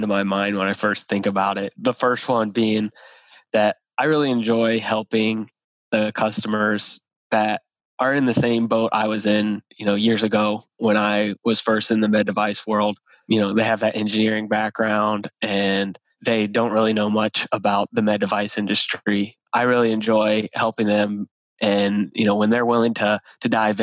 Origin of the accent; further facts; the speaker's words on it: Ohio, United States; moved away as an adult; now in Indianapolis, United States; born and raised in Ohio, OH, and then came over here to Indianapolis